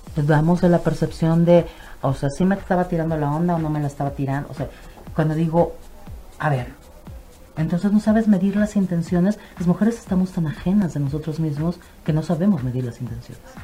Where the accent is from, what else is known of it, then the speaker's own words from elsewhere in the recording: Mexico; a nosotros como cultura mexicana